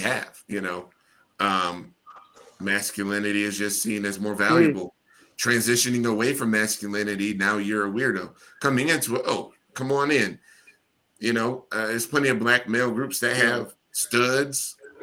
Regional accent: Midwest, United States; I'm from the good old Midwest

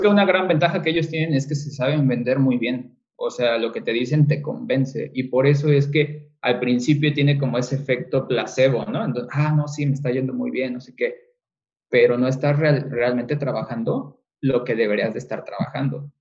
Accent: Mexico; nosotros como mexicanos

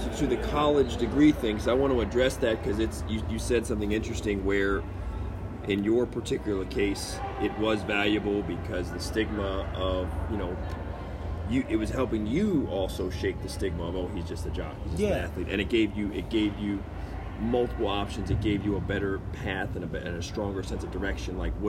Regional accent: Baltimore, Maryland, United States; I came from Baltimore

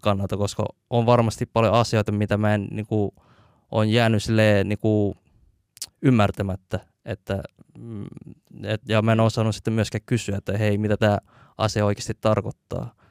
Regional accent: Helsinki, Uusimaa, Finland; also born or lived in Hakunila, Vantaa / Malmi, Helsinki; mä koen itteni enemmän sille kontulalaiseksi kuin äh, missään muualla, että et, siellä on kasvanut tosi paljon.

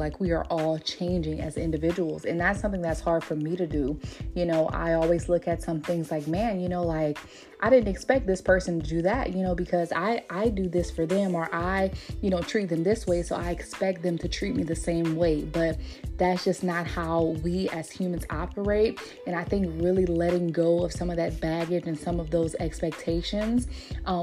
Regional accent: Louisiana, United States; moved away as an adult; also born or lived in Texas; since I moved back from Texas back to Louisiana

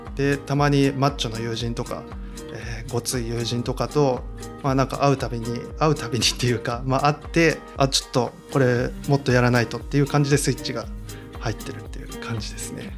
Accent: Tottori, Japan; also born or lived in Kochi / Osaka; 出身というか地元が鳥取なんで

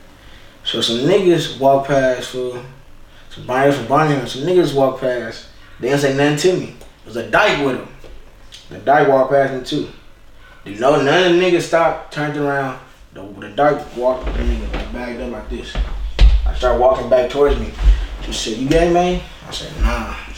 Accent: California, United States; moved away; also born or lived in Memphis, Tennessee; I'm from California or just born and raised California

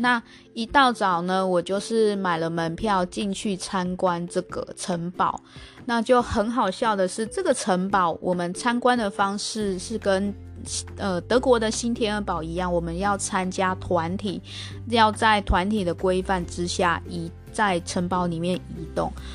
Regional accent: Taiwan; 我们台湾人去吃应该是会蛮喜欢

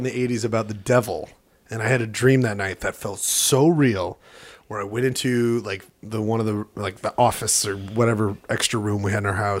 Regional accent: Pittsburgh, Pennsylvania, United States; I grew up in Pittsburgh. Okay? All right? Fuck describing where I grew up.

